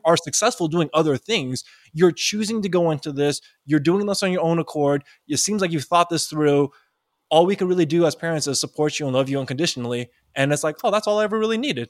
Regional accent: East Bay, Bay Area, California, United States; I grew up, even though I grew up in the Bay Area, I grew up in a, like, in the very deep East Bay part where there really wasn't a lot of Asians.

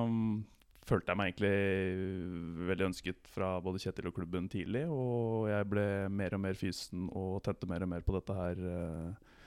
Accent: Bærum, Akershus, Norway; Nei, jeg er jo 33 år, født og oppvokst i Bærum

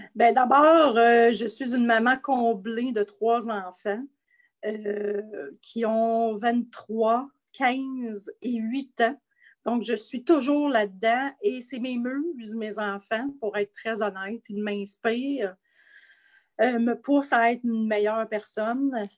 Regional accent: Asbestos, Quebec, Canada; mon coin de pays à Asbestos, en Estrie

